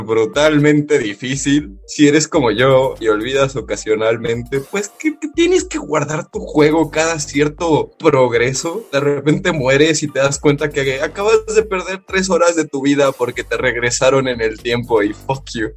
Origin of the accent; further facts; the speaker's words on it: Mexico; aquí somos mexicanos